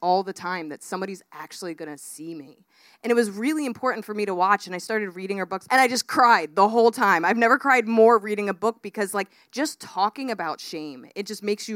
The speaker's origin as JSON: {"language": "English", "country": "United States"}